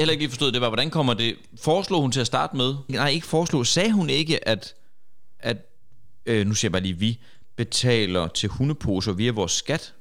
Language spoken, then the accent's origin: Danish; Horsens, Central Denmark Region, Denmark; vi er alle sammen fra Horsens, mere eller mindre